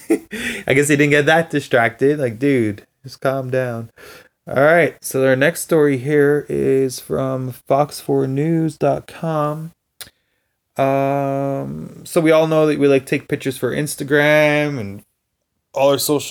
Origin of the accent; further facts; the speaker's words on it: Canada; from Canada